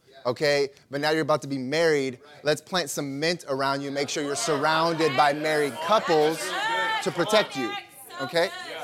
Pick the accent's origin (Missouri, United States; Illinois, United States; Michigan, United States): Illinois, United States; I grew up in Illinois, and it's farmland everywhere